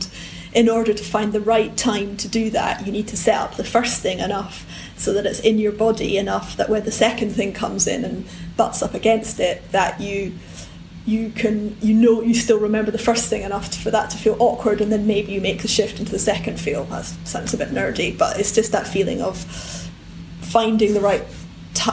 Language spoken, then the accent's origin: English; Edinburgh, Scotland, United Kingdom; In Edinburgh.